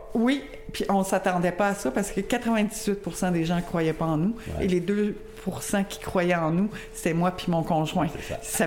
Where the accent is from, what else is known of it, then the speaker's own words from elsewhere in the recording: Longueuil, Quebec, Canada; now in Lac-Mégantic area, Canada; je viens pas d'ici. Euh, je viens de la région de Longueuil